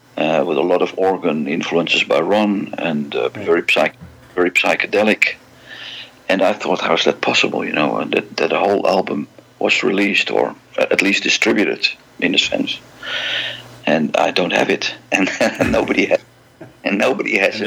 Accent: Amsterdam, North Holland, Netherlands; born and raised in Amsterdam, uh, the Netherlands.

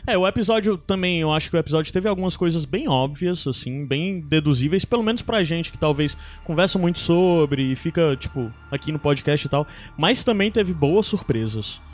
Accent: Fortaleza, Ceará, Brazil; nós somos aqui de Fortaleza

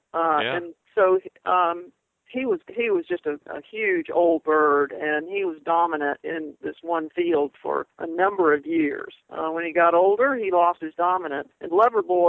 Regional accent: Ocala, Florida, United States; also born or lived in Kansas; I'm originally from Kansas, but I was raised in Ocala, near Ocala, Florida

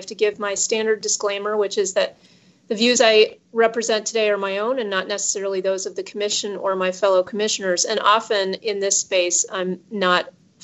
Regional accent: Cleveland, Ohio, United States; I grew up in Cleveland, Ohio, which is the heartland of the U.S.

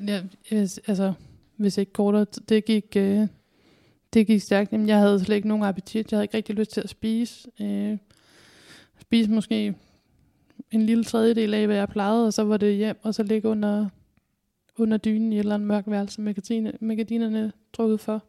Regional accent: Kalundborg, Zealand, Denmark; also born or lived in Roskilde; now in Odense, Denmark; så kommer jeg fra Kalundborg

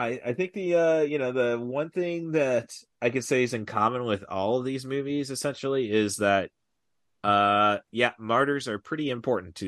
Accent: Morton, Illinois, United States; moved away as an adult; also born or lived in Peoria, Illinois / Champaign-Urbana, Illinois; now in Champaign, United States; My hometown is Morton, Illinois, 10 miles east of Peoria

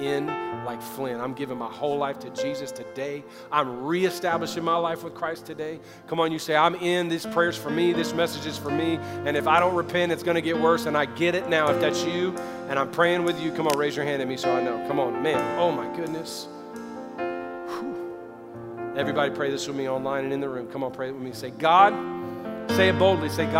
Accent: the South, United States; I grew up in the South where I prayed for forgiveness every night

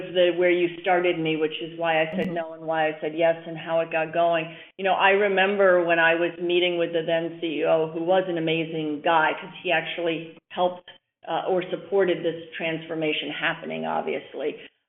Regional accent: New York City, New York, United States; I came from New York City. I go back there all the time.

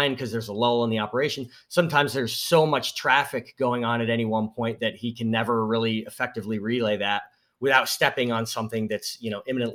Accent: Northeast, United States; I grew up in the Northeast

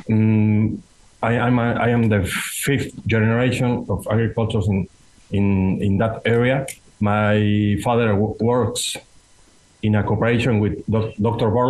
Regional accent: Mexico; I am a farmer from the Mexican highlands.

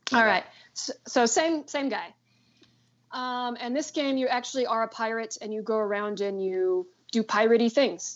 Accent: San Bernardino County, California, United States; moved away as an adult; now in South Korea; I'm from San Bernardino County

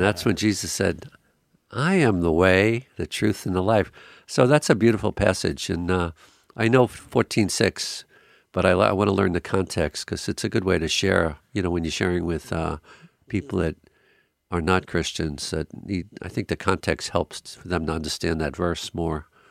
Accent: Long Island, New York, United States; I was raised on Long Island, New York, which is a beautiful island

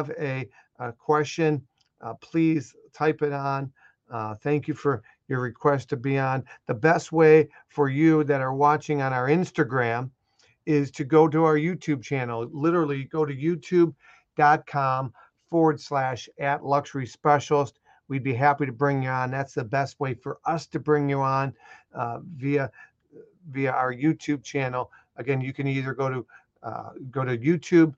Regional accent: Chicago, Illinois, United States; I'm Italian and I'm from Chicago

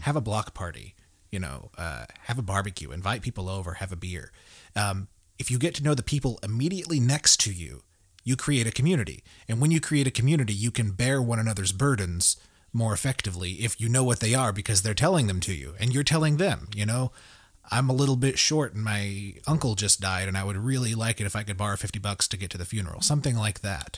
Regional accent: Tulsa, Oklahoma, United States; now in Broken Arrow, United States; I live in Broken Arrow, Oklahoma. I grew up in Tulsa

